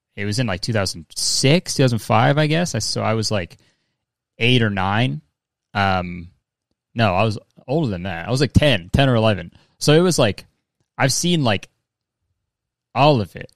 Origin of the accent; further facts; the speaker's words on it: Canada; I'm Canadian